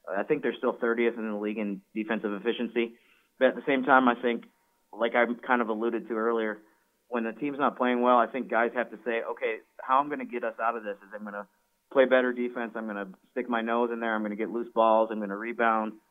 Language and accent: English; Syracuse, New York, United States; moved away; I'm from the Syracuse, New York area.